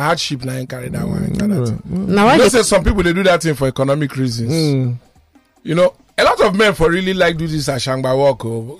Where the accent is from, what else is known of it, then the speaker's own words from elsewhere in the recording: Akoka, Lagos, Nigeria; Emma, you know, I'm from Akoka.